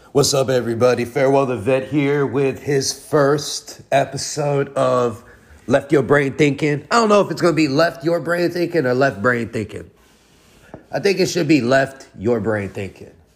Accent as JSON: {"language": "English", "country": "United States", "said": "us as American people"}